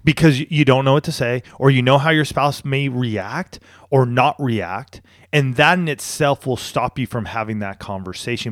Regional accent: Banning, California, United States; moved away as an adult; now in San Diego, United States; I grew up in a place called Banning

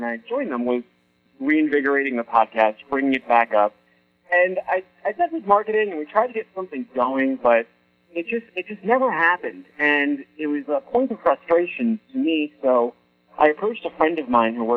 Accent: Boston, Massachusetts, United States; also born or lived in California; I was in California at the time, but I'm from Boston, and I decided to move back to Boston

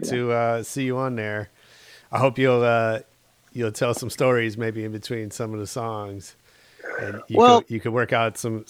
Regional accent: the Bay Area, California, United States; now in Los Angeles, United States; So I grew up in the Bay. That was my first club scene before I came to the LA scene.

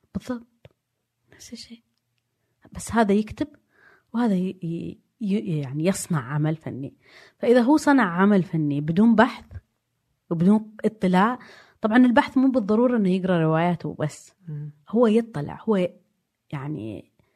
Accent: Diriyah, Riyadh Province, Saudi Arabia; also born or lived in Jeddah / London; انا ولدت في الدرعيه في بيت طيني وبعدين سجلوني اني انولدت في الرياض

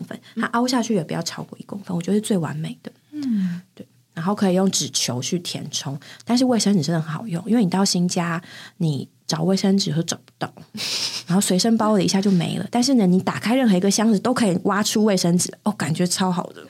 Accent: Taipei, Taiwan; 那地方应该住了蛮久了吧？ 嗯，可能有十年的台北的家

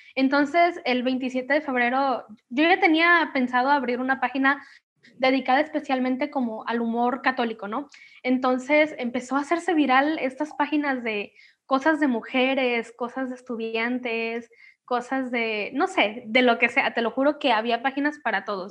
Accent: Manzanillo, Colima, Mexico; soy de Colima, México, de Manzanillo

